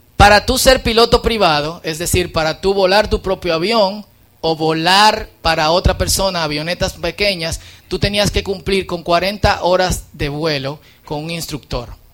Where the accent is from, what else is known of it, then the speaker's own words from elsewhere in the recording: Dominican Republic; En buen dominicano